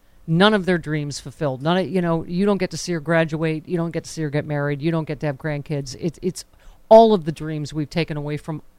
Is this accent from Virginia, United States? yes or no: no; Buffalo, New York, United States; I grew up in Buffalo. I shopped at the Top supermarket my whole life